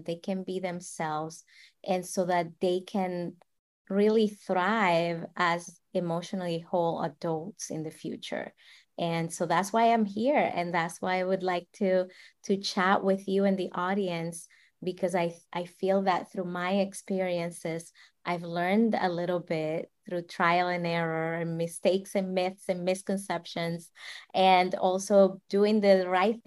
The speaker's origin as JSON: {"language": "English", "country": "Dominican Republic", "tie": "born or raised there", "moved": "yes", "said": "I'm from the Dominican Republic, and I grew up in a slum"}